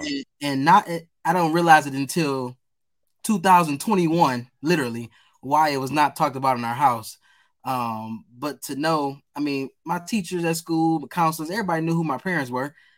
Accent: Detroit, Michigan, United States; growing up as a kid, I was a goofy, silly guy. Um, really into sports. Um, as you know, on the East Side

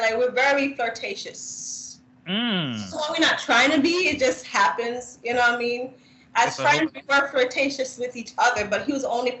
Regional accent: Jamaica; as a Jamaican woman

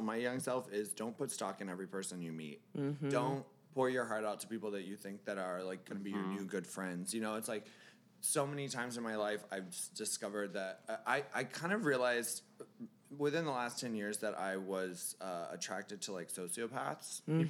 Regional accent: Florida, United States; I'm from Florida

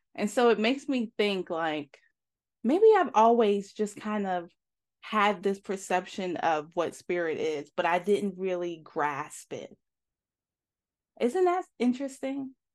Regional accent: New York, United States; moved away as an adult; also born or lived in Atlanta, Georgia; now in Georgia, United States; I was from, I'm from New York originally, and I graduated high school, and I moved down, uh, to Atlanta to go to beauty school.

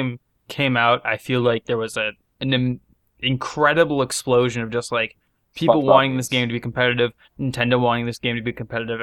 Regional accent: United States

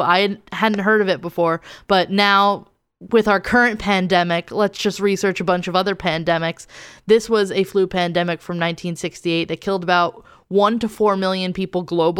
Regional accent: New Jersey, United States; I'm from New Jersey, so I say everything wrong.

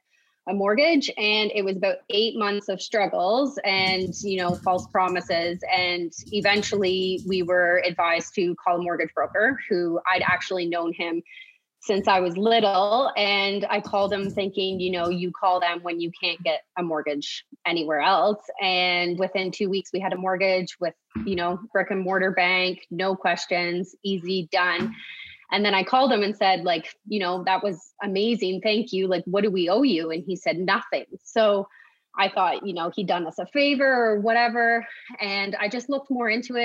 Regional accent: Kawartha Lakes, Ontario, Canada; So I'm from Kawartha Lakes. I was born and raised.

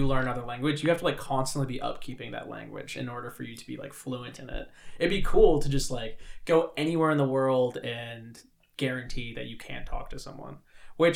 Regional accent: Whidbey Island, Washington, United States; I'm from Whidbey

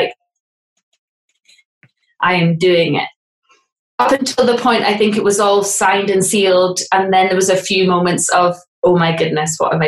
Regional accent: Aberdeen, Scotland, United Kingdom; moved away as an adult; also born or lived in England; now in Scotland, United Kingdom; I'm from Aberdeen originally, and then I moved to England when I was 18

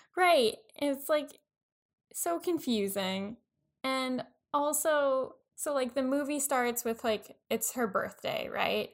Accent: Long Island, New York, United States; being white, growing up on Long Island

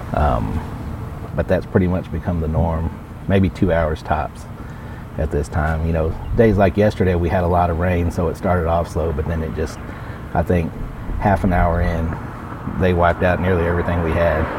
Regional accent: Austin, Texas, United States; I was originally from West Texas and then grew up in Austin

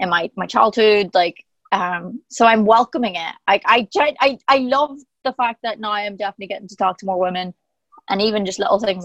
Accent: Ireland

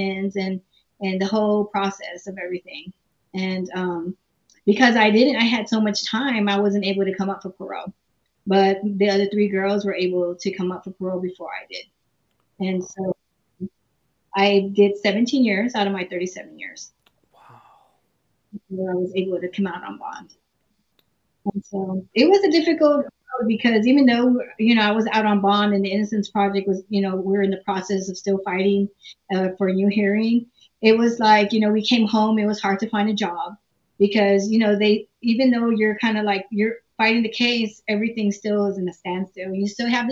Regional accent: San Antonio, Texas, United States; I was born and raised in San Antonio, Texas.

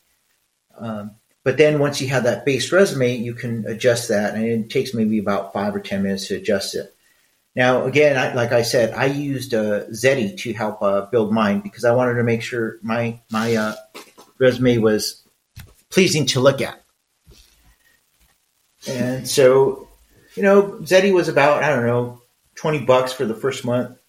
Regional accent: Mexico; I'm Mexican.

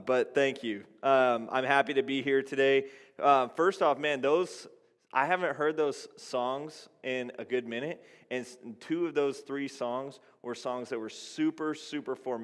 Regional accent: Texas, United States; I grew up in Texas

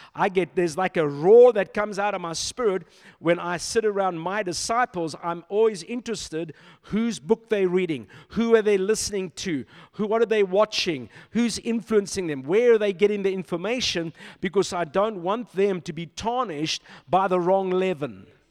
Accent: Silverton, North West, South Africa; moved away; This is my stomping grounds, you know, I grew up in Silverton

